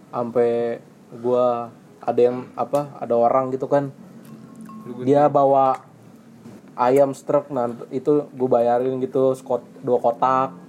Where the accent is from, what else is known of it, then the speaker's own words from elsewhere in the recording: Jambi, Indonesia; situ uniknya lebih banyak orang dari luar daerah Jambi bukan asli Jambi jadi kayak lebih mendominasi dari kampung gua sama orang-orang Jawa